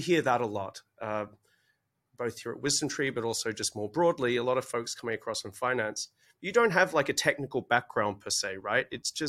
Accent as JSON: {"language": "English", "country": "Australia", "accent": "Australian", "said": "you'll have to forgive my originally Australian accent"}